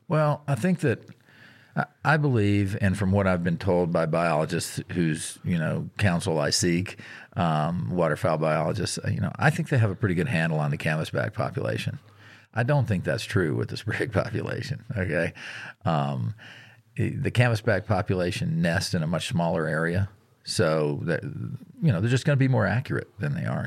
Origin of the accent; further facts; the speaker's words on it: Virginia, United States; moved away; I grew up in Virginia